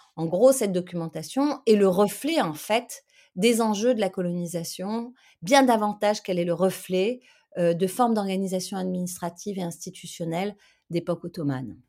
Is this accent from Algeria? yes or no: yes; Algeria; je suis pas née en Algérie, mais c'est un peu un hasard. Enfin, j'ai grandi en Algérie